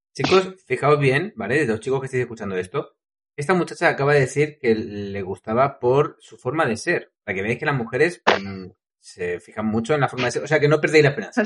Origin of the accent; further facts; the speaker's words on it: Madrid, Community of Madrid, Spain; Yo soy de Madrid